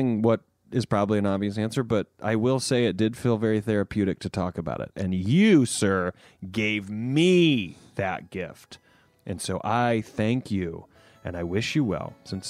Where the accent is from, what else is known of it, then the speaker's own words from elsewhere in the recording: South Carolina, United States; we hail from the South Carolina upstate, so we're basically cousins.